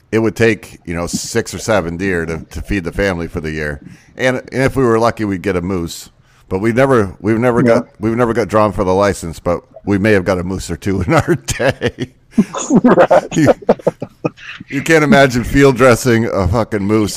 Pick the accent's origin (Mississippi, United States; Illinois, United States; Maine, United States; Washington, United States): Maine, United States; moved away; also born or lived in Michigan; I'm originally from Maine